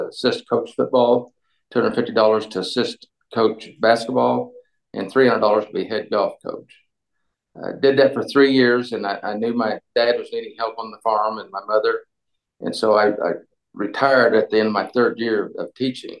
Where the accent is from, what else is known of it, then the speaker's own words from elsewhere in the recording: Kismet-Plains area, Kansas, United States; I'm going to apply at my hometown